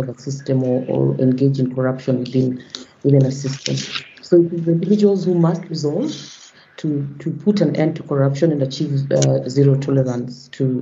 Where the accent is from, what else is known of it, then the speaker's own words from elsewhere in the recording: Kenya; I hail from Kenya